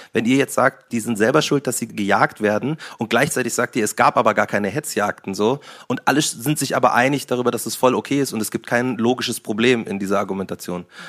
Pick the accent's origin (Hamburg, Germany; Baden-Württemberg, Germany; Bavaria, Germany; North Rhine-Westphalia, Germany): Bavaria, Germany; Munich; bin ja Münchner, bin ja Bayern